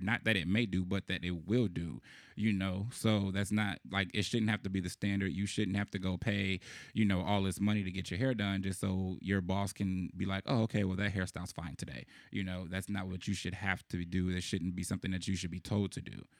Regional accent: Chicago, Illinois, United States; growing up in Chicago

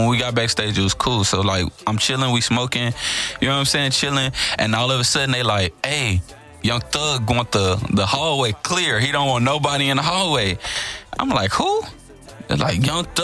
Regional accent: Homestead, United States; I'm from Homestead. I'm from the north side

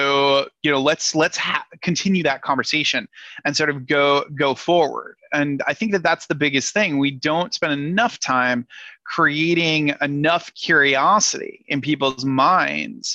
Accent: Rhode Island, United States; moved away; I'm originally from Rhode Island.

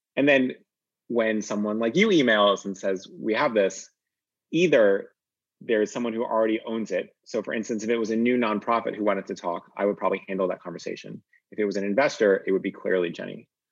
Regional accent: Northeast, United States; I grew up in the Northeast

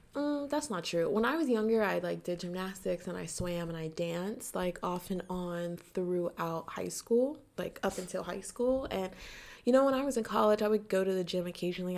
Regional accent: United States; I'm American.

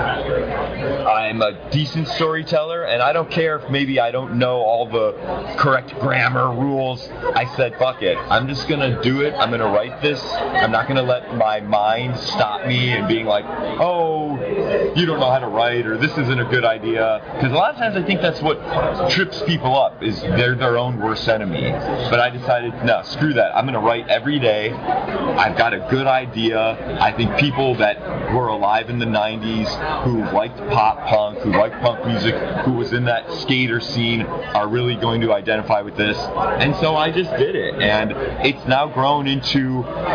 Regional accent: Cleveland, Ohio, United States; I'm from Cleveland.

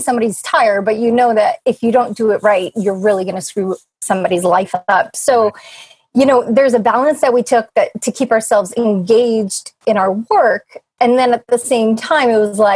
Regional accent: New England, United States; moved away as an adult; we're from New England

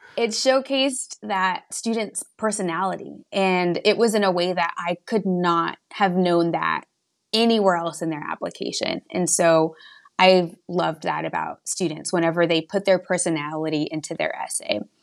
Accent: West Texas, United States; moved away as an adult; now in Hartford, United States; I'm originally from small town, middle of nowhere, West Texas. I actually graduated high school with eight students

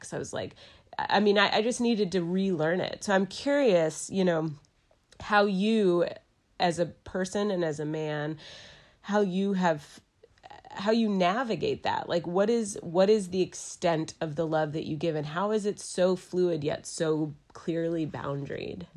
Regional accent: Dallas, Texas, United States; moved away as an adult; also born or lived in New York City; now in Asheville, United States; I'm from Dallas, Texas. I moved to Asheville, North Carolina in two thousand two for college.

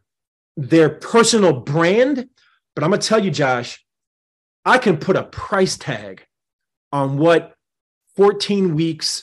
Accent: New Jersey, United States; here in my home state of New Jersey

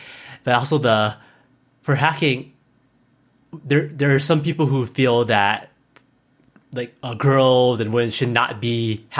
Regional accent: Hawaii, United States; when I was growing up in Hawaii, there wasn't too many options. It's either government or tourism.

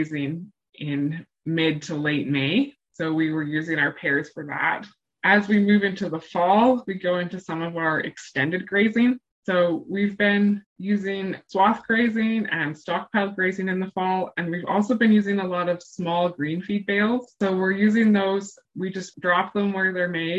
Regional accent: Alberta, Canada; moved away as an adult; now in Manitoba, Canada; I grew up in Alberta

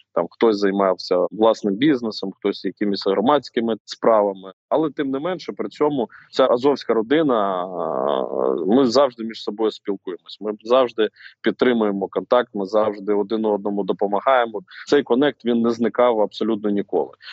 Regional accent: Rubizhne, Luhansk Oblast, Ukraine; moved away; своє рідне місто, місто Рубіжне Луганської області

